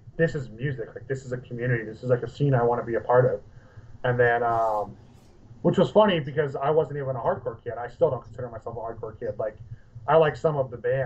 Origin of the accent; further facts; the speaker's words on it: Santa Cruz, California, United States; I grew up in Santa Cruz, which is like a big like skate punk scene.